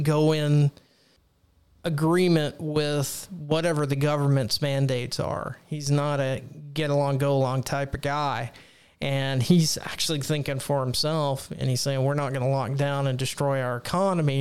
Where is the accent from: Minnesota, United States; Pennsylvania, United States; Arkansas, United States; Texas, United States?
Texas, United States; my home state of Texas, the great state of Texas